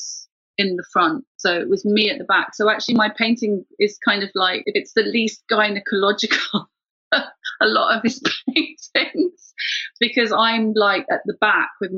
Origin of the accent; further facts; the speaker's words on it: Ireland; now in London, United Kingdom; I'm just Irish woman